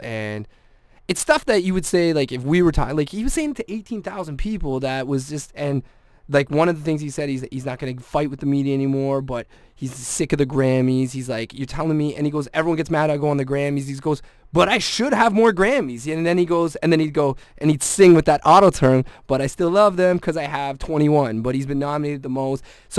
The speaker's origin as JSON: {"language": "English", "region": "Scotland", "country": "United Kingdom", "said": "I mean, I'm Scottish, so I know kilts and stuff."}